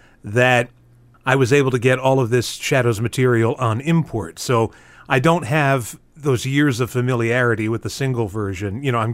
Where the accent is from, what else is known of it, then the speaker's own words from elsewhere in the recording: United States; I'm an American